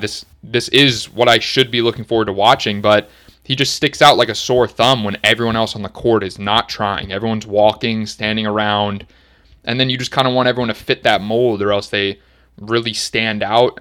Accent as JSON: {"language": "English", "town": "Dallas", "region": "Texas", "country": "United States", "tie": "born or raised there", "said": "I'm from Dallas, lived there my whole life"}